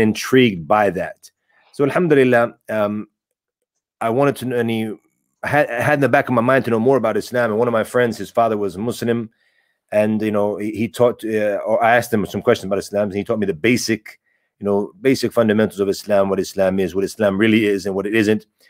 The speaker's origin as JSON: {"language": "English", "country": "United States", "tie": "born or raised there", "said": "I was born and raised in in America"}